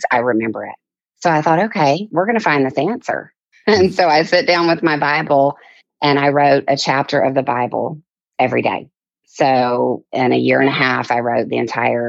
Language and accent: English; Mobile, Alabama, United States; I grew up in Mobile, Alabama in the deep south, actually in the bayou.